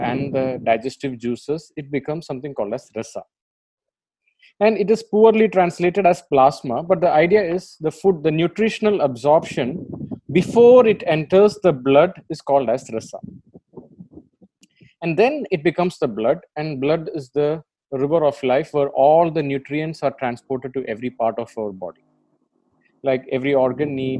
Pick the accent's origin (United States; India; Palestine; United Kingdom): India; I'm an Indian and you're an Indian, we can openly say that we live in a sexually confused country